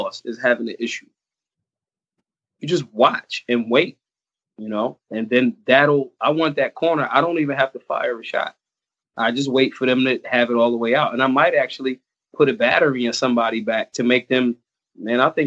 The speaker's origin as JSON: {"language": "English", "town": "Philadelphia", "region": "Pennsylvania", "country": "United States", "tie": "born or raised there", "said": "I was born in America, born in Philly, the birthplace of America"}